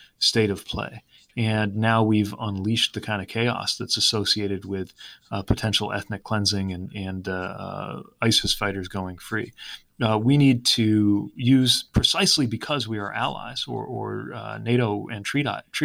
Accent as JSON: {"language": "English", "region": "Indiana", "country": "United States", "said": "I'm from Indiana"}